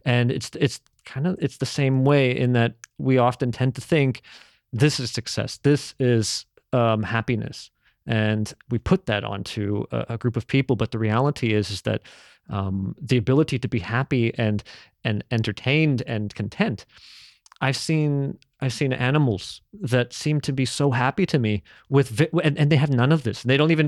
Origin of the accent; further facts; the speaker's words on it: Philippines; So as a Filipino, we have this belief that if you see someone without a head, their soul is starting to go.